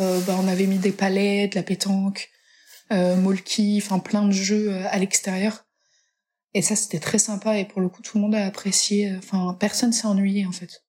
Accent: Brittany, France; je suis pas vendéenne à la base, je suis bretonne.

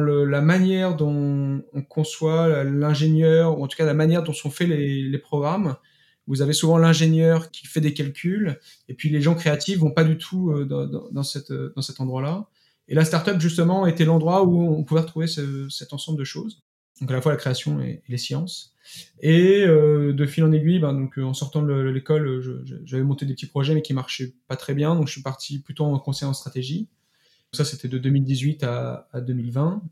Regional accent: Paris, Île-de-France, France; je suis euh, parisien

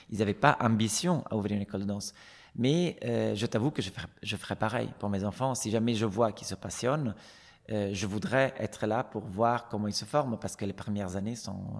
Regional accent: Stockholm, Stockholm County, Sweden; born there; Et donc, en fait, je suis née à Stockholm, mais je n'ai

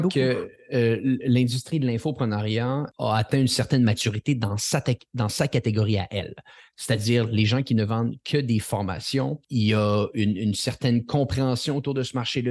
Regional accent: Montreal, Quebec, Canada; accent: Quebec; je ne suis pas de la France. Je suis, euh, je suis du Canada. Je vis euh, à Montréal, au Québec

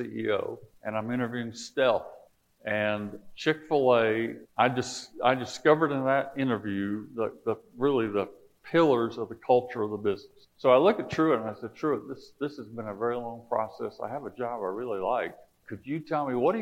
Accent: South Alabama, United States; moved away; I grew up in South Alabama

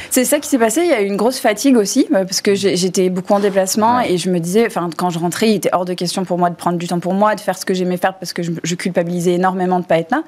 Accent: United States; now in France; j'ai grandi aux États-Unis

